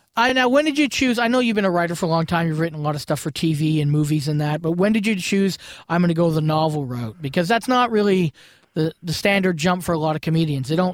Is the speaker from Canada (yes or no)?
yes; Brantford, Ontario, Canada; I'm originally from Brantford, and there, Brantford, Ontario